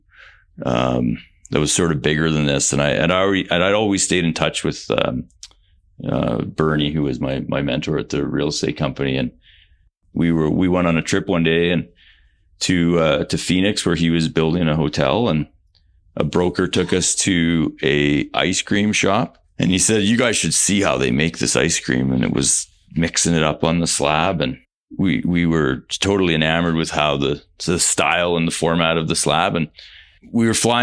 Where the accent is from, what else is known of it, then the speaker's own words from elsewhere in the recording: Canada; We're from Canada